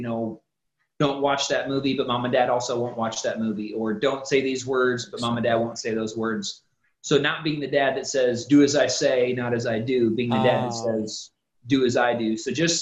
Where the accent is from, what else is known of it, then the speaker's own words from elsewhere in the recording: Ohio, United States; moved away as an adult; now in Tennessee, United States; we're originally from Ohio, so we moved here to Tennessee